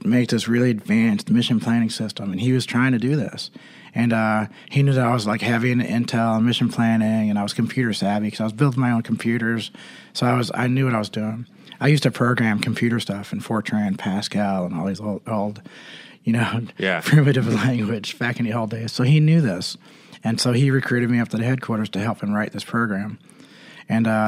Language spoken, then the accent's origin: English; East Coast, United States; moved away as an adult; also born or lived in California; I'm from the East Coast